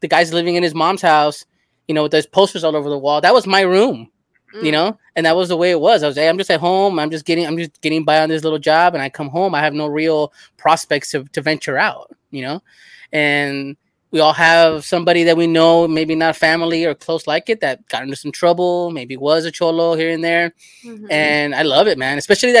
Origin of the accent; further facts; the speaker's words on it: Los Angeles, California, United States; I grew up in L.A. in South Central in a similar neighborhood